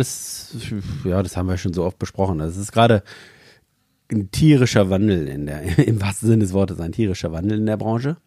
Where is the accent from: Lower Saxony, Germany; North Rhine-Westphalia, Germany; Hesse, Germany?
Lower Saxony, Germany; Empelde; Ich bin ja in der Fleischerei schon aufgewachsen.